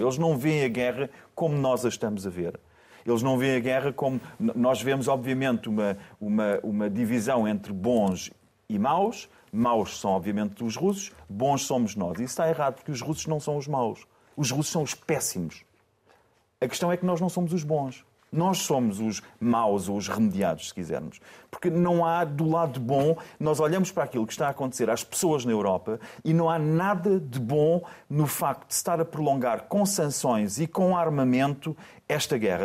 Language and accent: Portuguese; Portugal